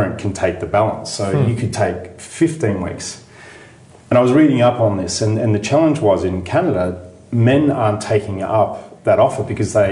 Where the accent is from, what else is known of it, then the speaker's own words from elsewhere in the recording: Australia; moved away as an adult; now in United States; Being from Australia but living in America